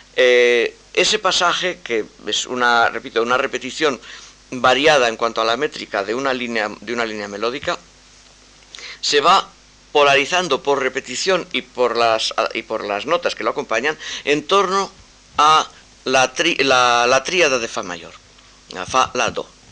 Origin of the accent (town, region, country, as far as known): Spain